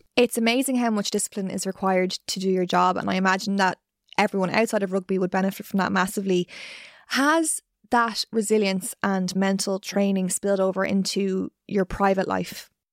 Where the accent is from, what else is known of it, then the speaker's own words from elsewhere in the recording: Ireland; being Irish